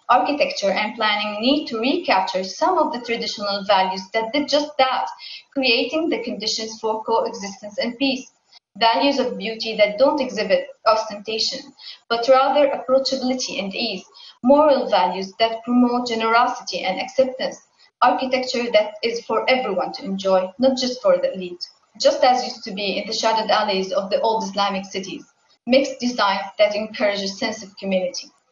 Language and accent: English; Homs, Homs Governorate, Syria; I was born and raised in Homs, a city in the central western part of Syria, and I've always lived here